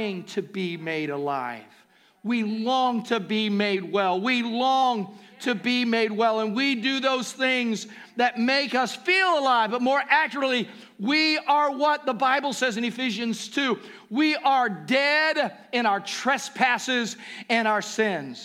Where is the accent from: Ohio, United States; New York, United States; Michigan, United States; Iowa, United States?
Ohio, United States; also born or lived in Kentucky; I was born in Kentucky. I was raised in Ohio, but my home is with Jesus